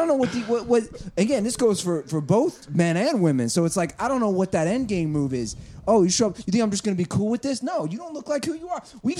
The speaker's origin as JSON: {"language": "English", "region": "Ohio", "country": "United States", "moved": "yes", "lives_now": "Los Angeles, United States", "said": "I'm from Ohio."}